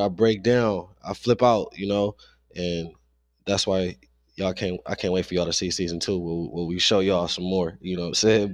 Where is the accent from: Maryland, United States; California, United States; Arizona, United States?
California, United States; Los Angeles; growing up in South Central